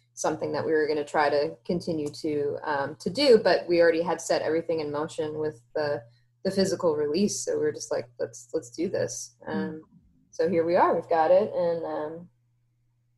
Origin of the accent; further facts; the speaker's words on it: Houston, Texas, United States; we're from Houston, Texas